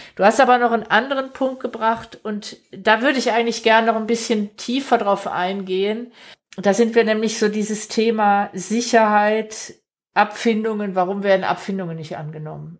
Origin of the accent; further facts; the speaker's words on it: Stuttgart metropolitan area, Baden-Württemberg, Germany; wir kommen ja beide aus dem Großraum Stuttgart